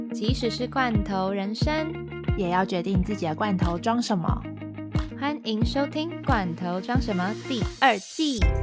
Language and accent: Chinese; Taiwan; 一听到我们是台湾人